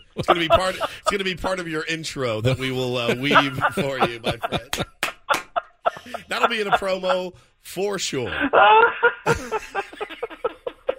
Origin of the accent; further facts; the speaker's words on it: Dallas, Texas, United States; I grew up in Dallas